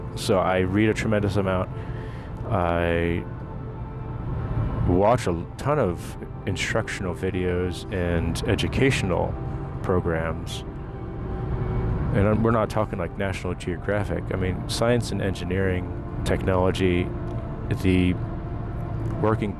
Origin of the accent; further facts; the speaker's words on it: New Jersey, United States; moved away as an adult; now in Maryland, United States; living in the United States all my life, growing up in Jersey